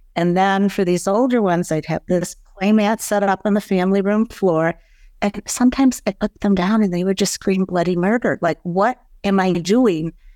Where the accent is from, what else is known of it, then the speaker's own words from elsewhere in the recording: East Lansing, Michigan, United States; moved away as an adult; also born or lived in Ann Arbor, Michigan; now in Chicago, United States; I was born in East Lansing, Michigan in nineteen sixty